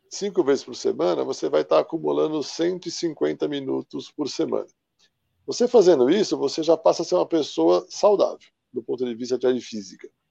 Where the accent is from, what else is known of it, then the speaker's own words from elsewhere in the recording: São Paulo, Brazil; Eu sou aqui de São Paulo, capital.